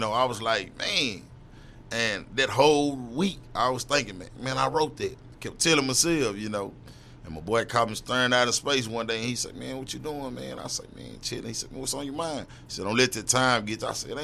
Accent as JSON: {"language": "English", "town": "Dallas", "region": "Texas", "country": "United States", "tie": "born or raised there", "said": "I'm from Dallas 6. I'm from East Dallas Project"}